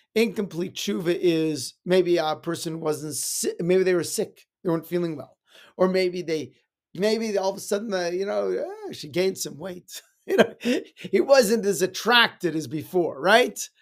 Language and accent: English; Edmonton, Alberta, Canada; When I was growing up in Edmonton